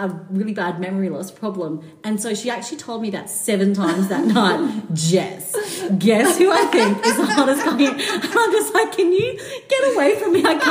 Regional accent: Brisbane, Queensland, Australia; I'm from Brisbane

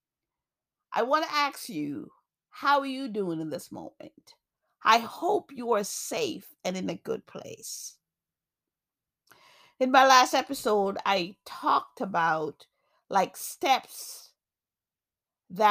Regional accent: New York, United States; also born or lived in Jamaica; now in Massachusetts, United States; I grew up in New York. I live in Massachusetts now, but I was born in Jamaica.

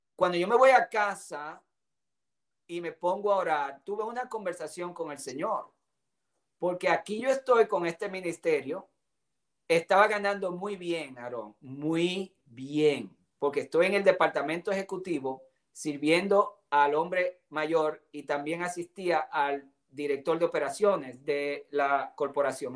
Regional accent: Dominican Republic; moved away; also born or lived in Puerto Rico / Grand Rapids, Michigan / Tulsa, Oklahoma; tuve el privilegio de salir de República Dominicana en busca del sueño americano

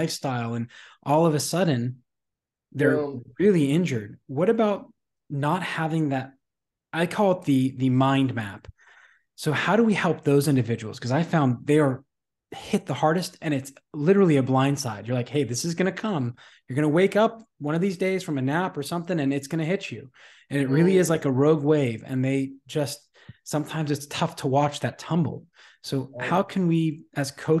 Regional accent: Pittsburgh, Pennsylvania, United States; I grew up in Pittsburgh

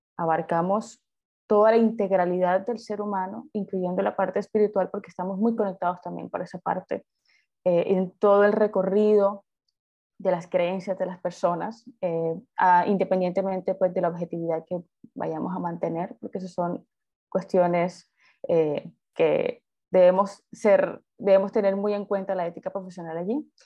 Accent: Colombia; soy de Colombia

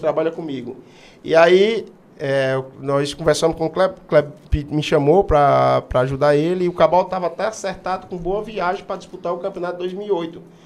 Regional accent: Juazeiro do Norte, Ceará, Brazil; sou aqui de Juazeiro, sou aqui desse bairro aqui, praticamente aqui do bairro Santa Teresa. Crescido na, na Rua das Flores

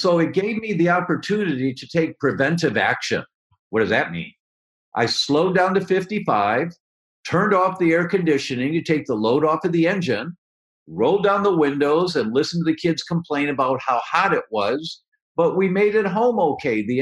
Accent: Detroit, Michigan, United States; moved away; also born or lived in Chicago; I'm from Detroit originally

